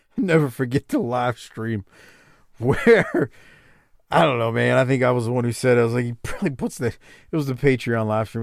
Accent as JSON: {"language": "English", "town": "New Orleans", "region": "Louisiana", "country": "United States", "tie": "born or raised there", "said": "I grew up in the Eighth Ward, New Orleans"}